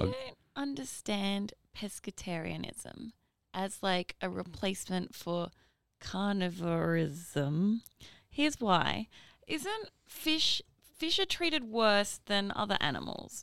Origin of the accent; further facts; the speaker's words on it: Northern Rivers, New South Wales, Australia; now in Brisbane, Australia; I'm from New South Wales.